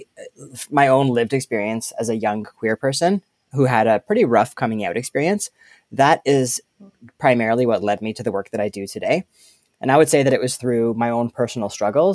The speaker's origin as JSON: {"language": "English", "area": "just outside of Toronto", "region": "Ontario", "country": "Canada", "tie": "born or raised there", "said": "I grew up just outside of Toronto"}